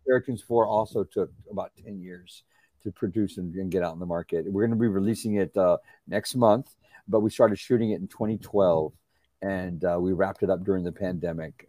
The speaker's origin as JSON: {"language": "English", "town": "San Antonio", "region": "Texas", "country": "United States", "tie": "born or raised there", "said": "San Antonio, I grew up in San Antonio, Texas"}